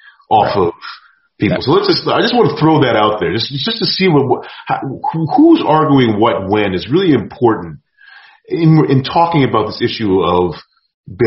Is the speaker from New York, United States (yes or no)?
yes; New York, United States; I grew up in New York in the 80s, I've been run up on